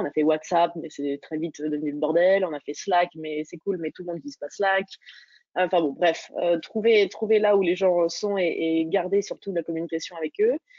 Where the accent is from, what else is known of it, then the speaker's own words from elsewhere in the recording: Dijon, Bourgogne-Franche-Comté, France; je viens de, de Dijon, de Bourgogne